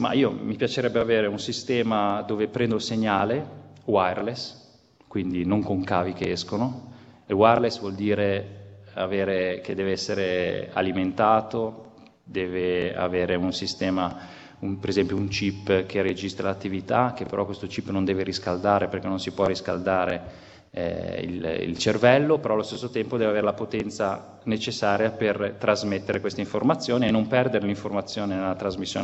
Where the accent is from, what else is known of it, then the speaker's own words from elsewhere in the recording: Genoa, Liguria, Italy; Io sono genovese